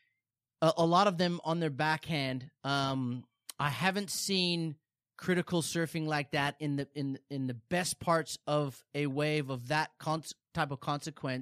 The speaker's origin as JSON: {"language": "English", "region": "Hawaii", "country": "United States", "tie": "born or raised there", "said": "growing up in Hawaii"}